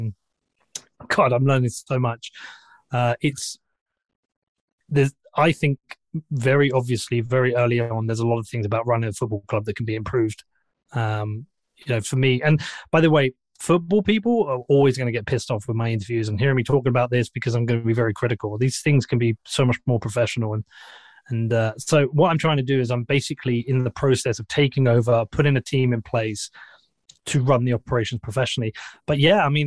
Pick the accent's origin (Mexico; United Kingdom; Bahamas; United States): United Kingdom; Bedford, East of England; I'm from Bedford